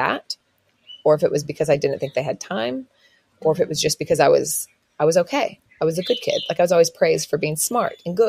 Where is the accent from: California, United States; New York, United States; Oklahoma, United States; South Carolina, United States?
Oklahoma, United States; now in Australia; I was raised in Oklahoma, which is very Christian, very conservative